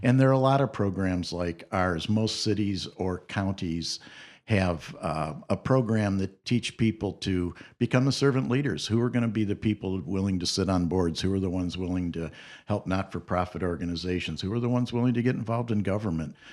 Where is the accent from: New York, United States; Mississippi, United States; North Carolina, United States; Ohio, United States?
Ohio, United States; Toledo; I grew up in Toledo